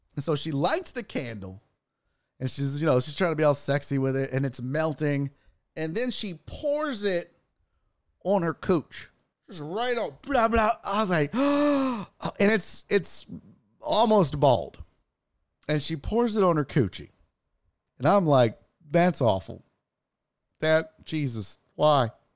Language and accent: English; United States; We're from America